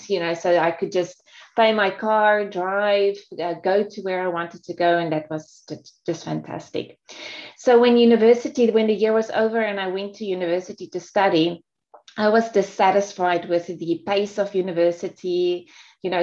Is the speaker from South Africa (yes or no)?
yes; South Africa; moved away as an adult; also born or lived in Singapore; I'm actually South African. So I grew up in South Africa, and I was there until 30 years old when I moved to Singapore